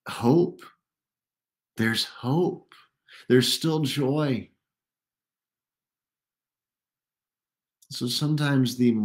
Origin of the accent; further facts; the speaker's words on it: United States; we, as an American church